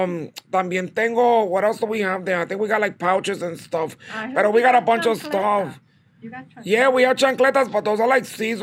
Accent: Bronx, New York, United States; I mean, originally, you know, my family's from Puerto Rico, pero, you know, I was born and raised in the South Bronx.

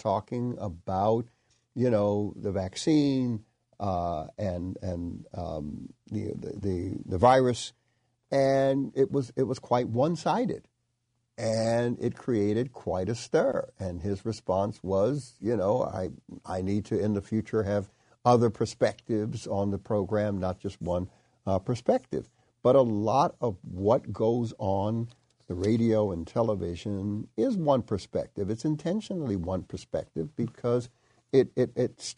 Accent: United States; I'm coming in as an American

